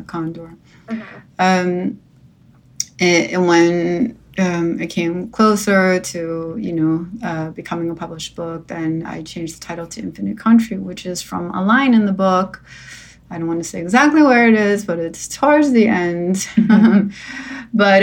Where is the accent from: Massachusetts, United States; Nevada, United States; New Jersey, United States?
New Jersey, United States; moved away; also born or lived in New York; I grew up in New Jersey